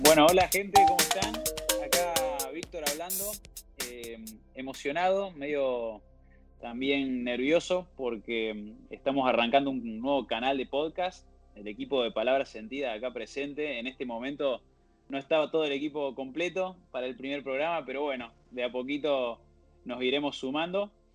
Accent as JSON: {"language": "Spanish", "town": "Villa Carlos Paz", "region": "Córdoba", "country": "Argentina", "said": "soy de Carlos Paz, de Córdoba"}